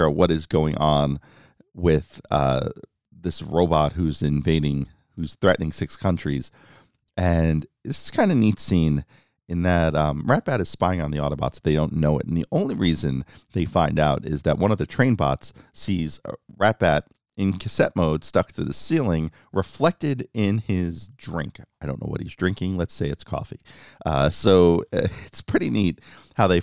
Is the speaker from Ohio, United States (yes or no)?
no; New York City, New York, United States; my hometown, New York City